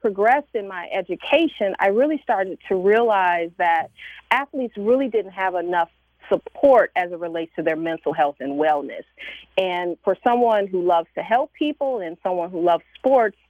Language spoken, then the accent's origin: English; Chicago, Illinois, United States; growing up in Chicago, I grew up a sports fan